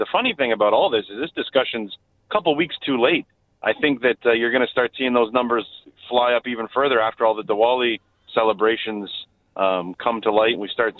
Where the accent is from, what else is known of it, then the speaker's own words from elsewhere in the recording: Brampton, Ontario, Canada; I come from growing up in Brampton, my best friends being Indian, being invited into that culture and that family.